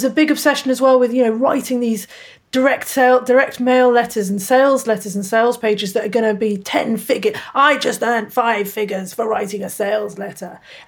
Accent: United Kingdom; moved away as an adult; also born or lived in England; now in Australia; I'm actually British, although I live in Australia.

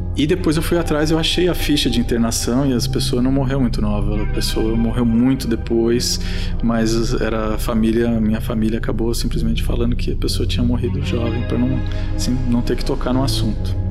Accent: Mogi das Cruzes, São Paulo, Brazil; Eu sou de Mogi das Cruzes

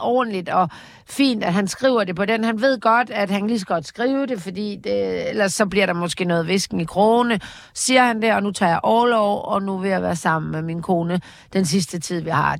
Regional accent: Jutland, Denmark; da jeg voksede op i Jylland

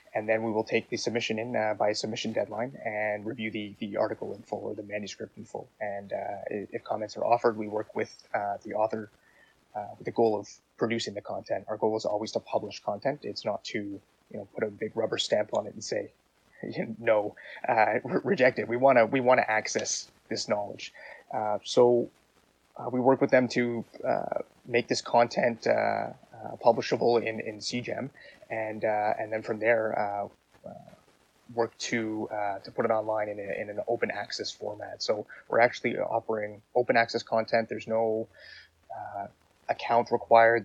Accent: Canada

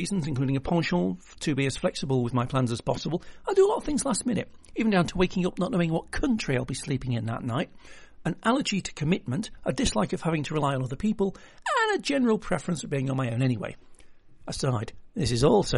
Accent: United Kingdom; I'm British

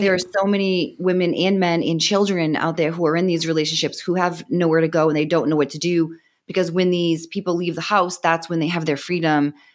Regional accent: Boston, Massachusetts, United States; accent: Boston; moved away as an adult; now in Austin, United States; Originally, I'm from Boston, Massachusetts, but I'm in, uh, Austin right now

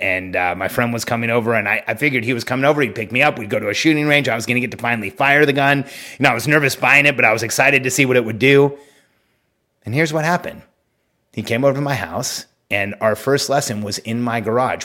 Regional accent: California, United States; moved away; I'm from California, where, like, you know, you're not allowed to even have guns

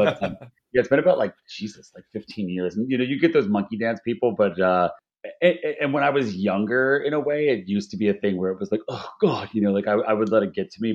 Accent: Philadelphia, Pennsylvania, United States; now in San Francisco, United States; I grew up in Philadelphia

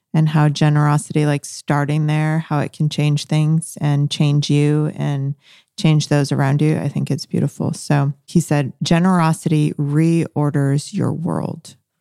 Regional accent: Bolivia; moved away; I'm from Bolivia. I was born in Bolivia, um, and that's how, where I raised my first half of life

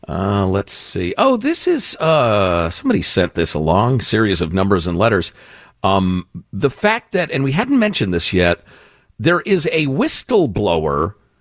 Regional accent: California, United States; now in Wilmington, United States; I was at a gathering here in Wilmington, North Carolina, chatting with a woman about the fact that I was from California and didn't want a bunch of Californians to turn the Carolinas into California.

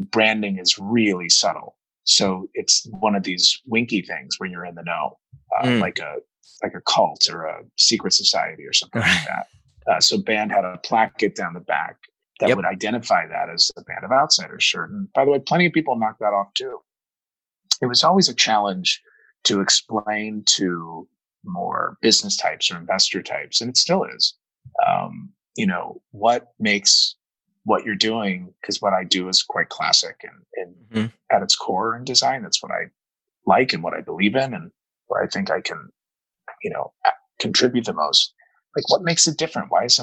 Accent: Dayton, Ohio, United States; also born or lived in St. Louis, Missouri; I grew up in Dayton, Ohio

